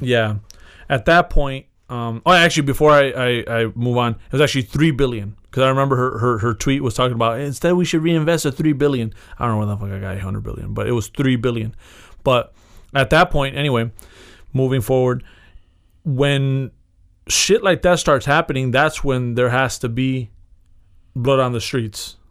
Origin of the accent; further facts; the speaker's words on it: United States; I'm from America